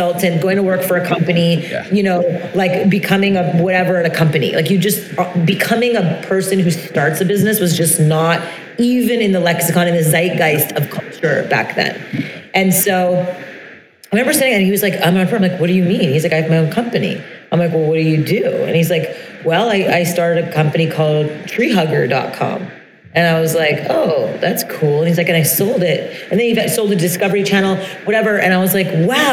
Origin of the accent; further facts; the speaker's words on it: Brossard, Quebec, Canada; I grew up in Montreal, Canada, in French Montreal, the South Shore of Montreal, in a town called Brossard